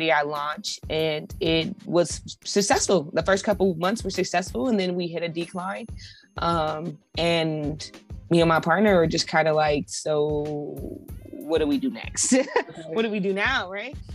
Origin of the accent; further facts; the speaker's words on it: Colorado, United States; moved away as an adult; also born or lived in Los Angeles; I'm originally from Colorado.